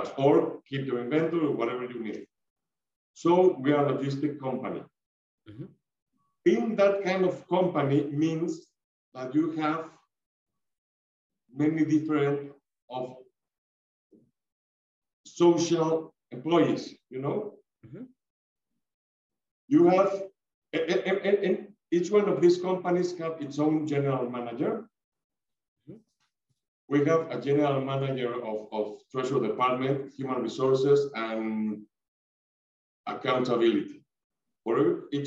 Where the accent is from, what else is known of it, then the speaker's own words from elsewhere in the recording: Mexico; we are Mexican people, Latin American people